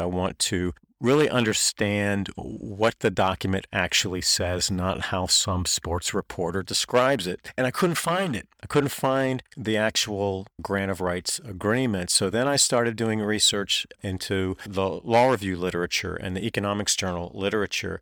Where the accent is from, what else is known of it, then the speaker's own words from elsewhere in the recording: North Carolina, United States; I grew up in North Carolina